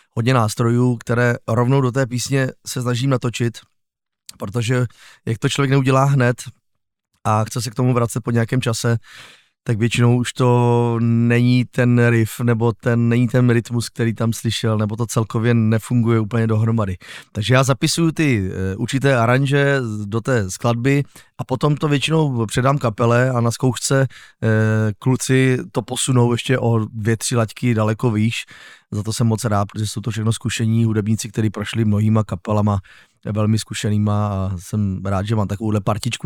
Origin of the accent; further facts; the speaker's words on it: Újezd u Rosic, South Moravian Region, Czechia; also born or lived in Ivančice; Já pocházím z kraje, no, z vesničky, která se jmenuje Újezd u Rosic, což je vlastně, narodil jsem se v Ivančicích